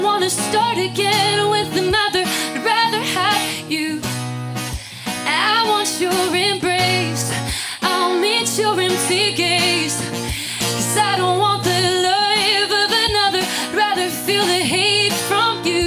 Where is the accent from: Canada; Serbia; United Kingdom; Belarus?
Canada; Calgary, Alberta; I am actually from Canada, Calgary, Alberta